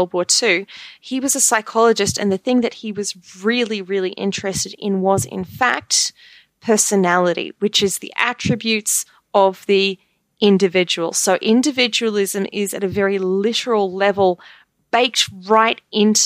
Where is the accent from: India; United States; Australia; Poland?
Australia; moved away; also born or lived in United Kingdom; I'm not American, I'm Australian. I lived for a long time in England, in the UK.